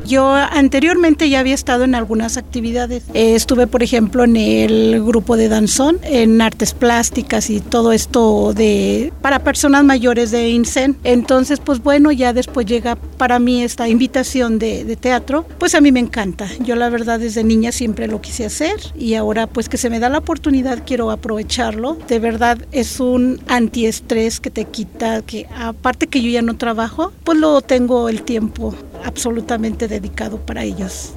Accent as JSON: {"language": "Spanish", "region": "Guanajuato", "country": "Mexico", "said": "vengo de Guanajuato"}